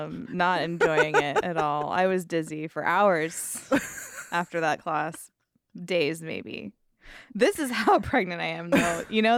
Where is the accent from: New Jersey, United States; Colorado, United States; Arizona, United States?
Arizona, United States; Because I grew up in Arizona in the 90s anyway.